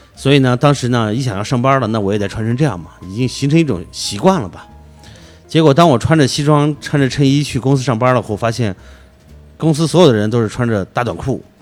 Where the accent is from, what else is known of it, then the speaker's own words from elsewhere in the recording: Xinjiang, China; moved away as an adult; now in Beijing, China; 我是出生在新疆，嗯。生产这个兵团。一九九六年之前，我是没有离开过新疆的，嗯，嗯，嗯。就在二十岁之前，对。对吧？因为我在新疆上大学。九六年呢，算是个无意的一个巧合，就来到北京来玩来了